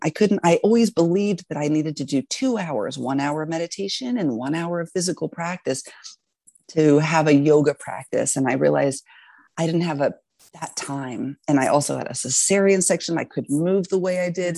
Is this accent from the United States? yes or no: yes; Texas, United States; moved away as an adult; also born or lived in Alaska; I grew up in Texas actually and lived a very, I'd say, normal life there